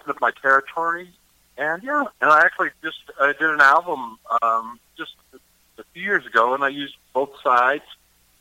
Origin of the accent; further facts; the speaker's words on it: Eastern Kentucky, United States; I'm from Eastern Kentucky